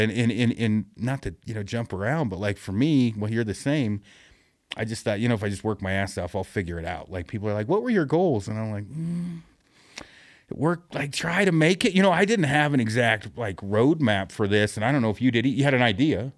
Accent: Detroit Lake, Oregon, United States; my hometown is Detroit Lake, Oregon, which most people, it's two hundred people

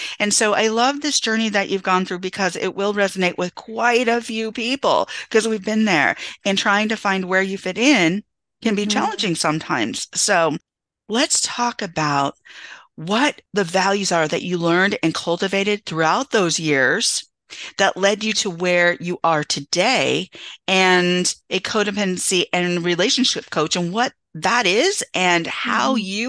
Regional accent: Santa Cruz, California, United States; And so, growing up in California, and people think, oh, it's diverse, it's diverse. And I grew up in a small beach town off the coast in Santa Cruz.

